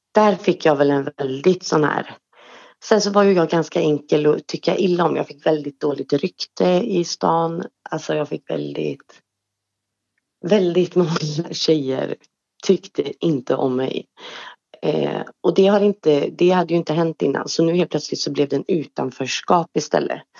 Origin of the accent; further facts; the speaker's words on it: Trollhättan, Västra Götaland, Sweden; also born or lived in Östersund; Jag är född i Östersund, uppvuxen i Trollhättan